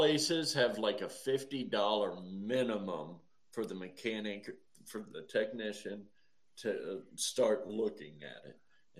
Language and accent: English; United States; I'm an American